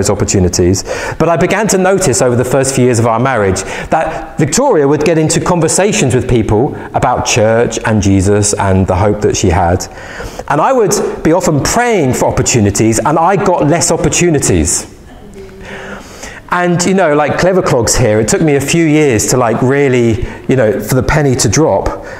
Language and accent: English; London, United Kingdom; I'm from London